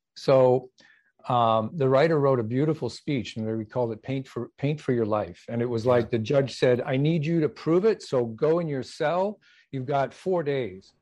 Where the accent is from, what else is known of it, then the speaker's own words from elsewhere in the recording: Canada; I'm originally from Canada